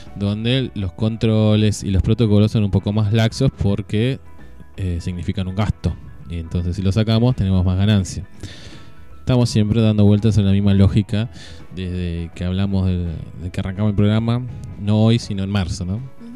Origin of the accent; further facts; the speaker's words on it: Argentina; como los argentinos estamos siempre un paso más allá de todo